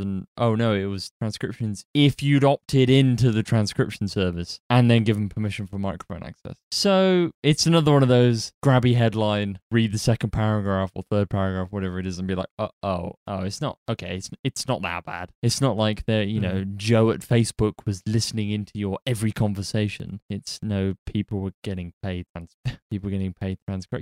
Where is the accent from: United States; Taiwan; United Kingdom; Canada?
United Kingdom; we're British, so we're cynical by default